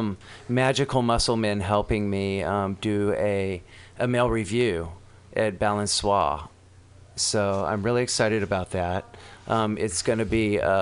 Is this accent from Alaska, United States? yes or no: no; Arkansas, United States; also born or lived in Los Angeles; now in San Francisco, United States; I'm from Arkansas originally